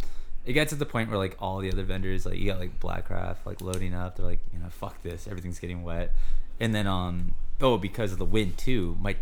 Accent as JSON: {"language": "English", "region": "California", "country": "United States", "said": "I'm from California"}